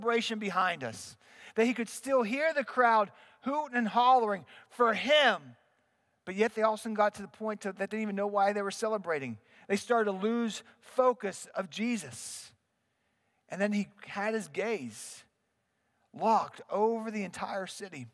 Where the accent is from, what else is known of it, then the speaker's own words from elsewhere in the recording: Pittsburgh, Pennsylvania, United States; I'm a boy from the Berg. I grew up in Pittsburgh